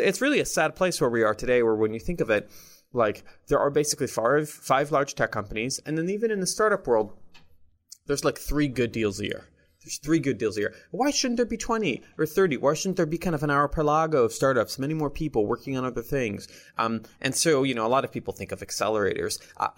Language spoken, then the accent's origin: English; Jerusalem, Jerusalem District, Israel; English is a second language; moved away as an adult; now in United States; I'm originally from Jerusalem, Israel. Came out to Silicon Valley when I was, I think, 18 or 19.